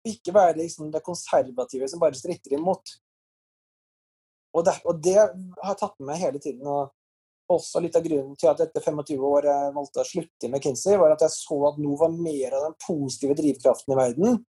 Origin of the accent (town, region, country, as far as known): Trondheim, Trøndelag, Norway; born or raised there